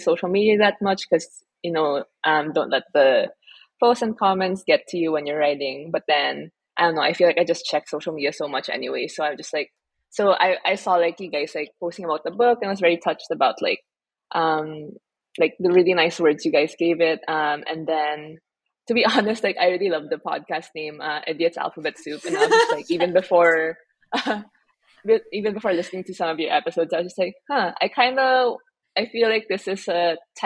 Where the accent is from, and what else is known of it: Philippines